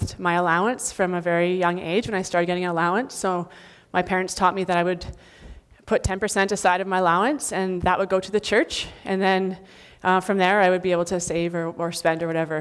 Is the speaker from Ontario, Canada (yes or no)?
yes; Northern Ontario, Canada; I was from Northern Ontario